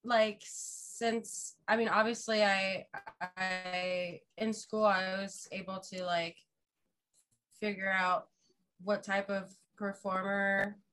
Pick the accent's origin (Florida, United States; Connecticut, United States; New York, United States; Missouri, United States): Florida, United States; Fort Lauderdale; also born or lived in Orlando; I'm originally from Fort Lauderdale